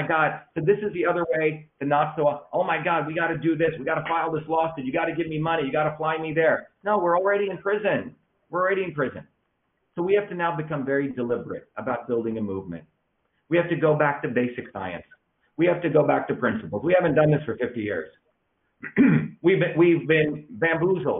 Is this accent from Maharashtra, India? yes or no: yes; Mumbai, Maharashtra, India; moved away; when I was growing up in India, in Bombay